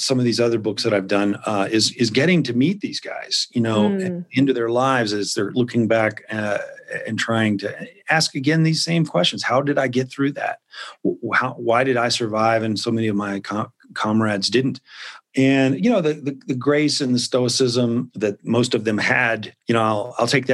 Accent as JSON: {"language": "English", "town": "Memphis", "region": "Tennessee", "country": "United States", "tie": "born or raised there", "said": "I grew up in Memphis"}